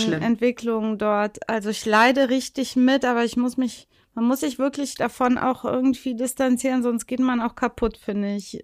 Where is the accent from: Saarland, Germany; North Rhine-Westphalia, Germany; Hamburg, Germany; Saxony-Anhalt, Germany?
North Rhine-Westphalia, Germany; Leverkusen; Leverkusen, wo ich herkomme, natürlich auch. Das gehört ja zu einer richtigen Leverkusenerin dazu.